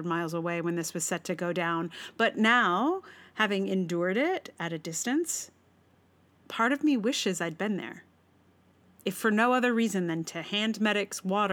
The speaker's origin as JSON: {"language": "English", "town": "Charlottesville", "region": "Virginia", "country": "United States", "tie": "born or raised there", "moved": "yes", "said": "I am from Charlottesville"}